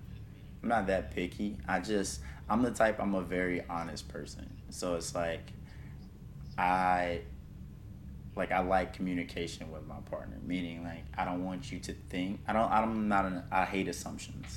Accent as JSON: {"language": "English", "region": "South Carolina", "country": "United States", "moved": "yes", "lives_now": "Miami, United States", "said": "I'm from South Carolina"}